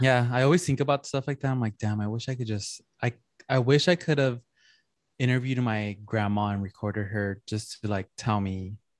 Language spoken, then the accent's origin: English; San Gabriel Valley, California, United States; growing up in San Gabriel Valley, it, it just feels like Mexico